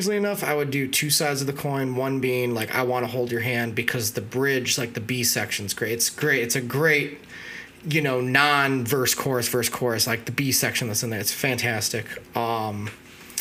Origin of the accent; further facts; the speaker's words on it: United States; I'm still kind of reflecting as an American